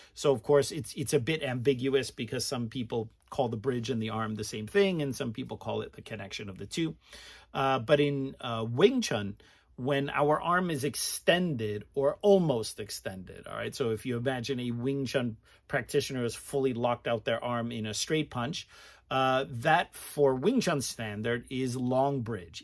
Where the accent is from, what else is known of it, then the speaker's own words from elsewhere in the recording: United States; as an American